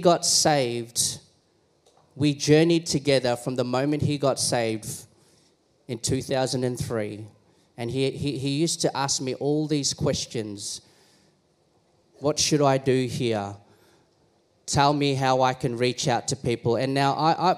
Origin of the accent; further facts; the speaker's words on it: Philippines; I am Filipino